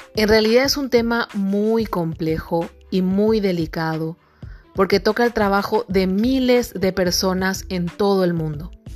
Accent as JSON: {"language": "Spanish", "country": "Paraguay", "said": "yo soy de la República del Paraguay y aquí en el Paraguay"}